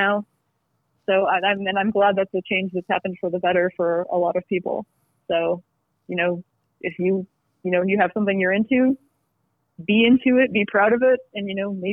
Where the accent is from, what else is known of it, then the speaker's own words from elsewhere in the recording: Elyria, Ohio, United States; moved away as an adult; now in Orange County, California, United States; I'm originally from Elyria